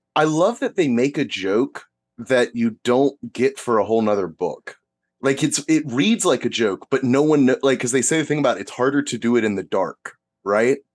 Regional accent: United States; as an American

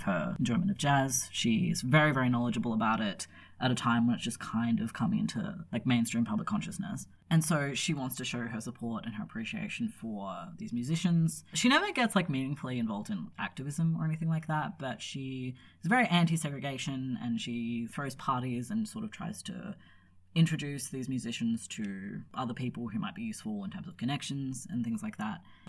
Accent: Australia; we're Australian

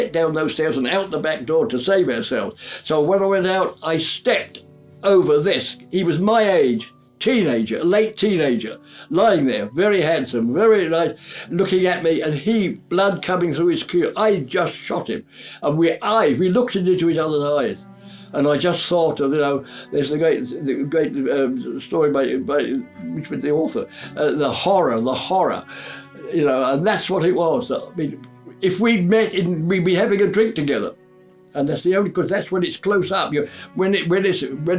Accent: London, United Kingdom; now in Whitstable, United Kingdom; I was born in London in 1922

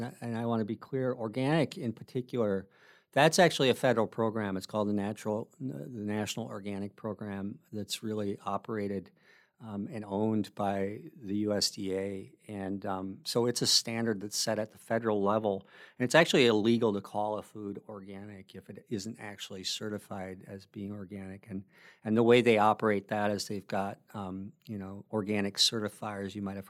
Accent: Wisconsin, United States; small family farms like the one that I grew up on in Wisconsin.

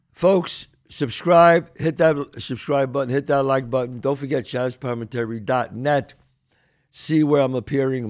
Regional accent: New York City, New York, United States; I came from the Bronx, the streets of the Bronx.

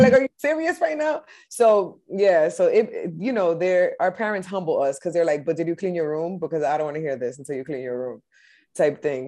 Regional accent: Lawrence, Massachusetts, United States; now in Boston, United States; I grew up in Lawrence, Mass, uh, up until I was uh, 18 and then i became a boston resident

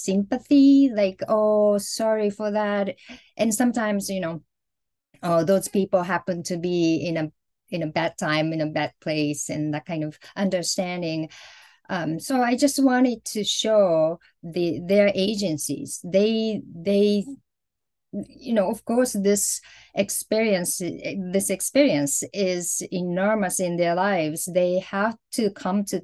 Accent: Hiroshima, Japan; growing up in Hiroshima in the 70s and the 80s

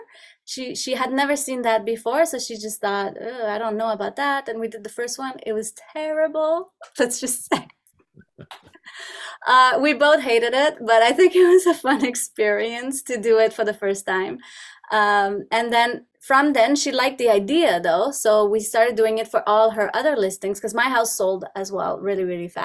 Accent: Montreal, Quebec, Canada; English is a second language; moved away as an adult; now in Ontario, Canada; I'm originally from Montreal. I lived all my life in Montreal

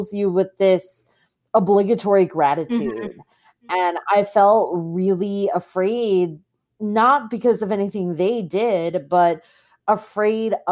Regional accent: Long Island, New York, United States; also born or lived in South Korea; I was adopted by Irish Catholic parents and raised in a predominantly white neighborhood on Long Island

